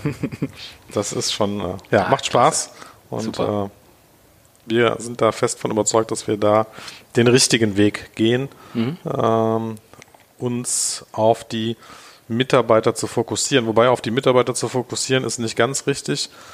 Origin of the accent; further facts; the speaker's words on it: Germany; also born or lived in Tel Aviv, Israel; als Deutscher